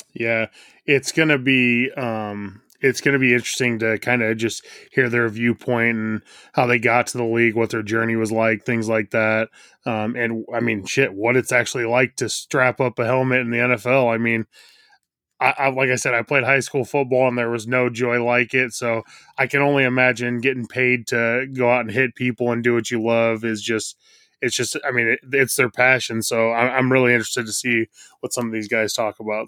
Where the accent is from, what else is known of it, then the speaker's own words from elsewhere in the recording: Nebraska, United States; I'm from Nebraska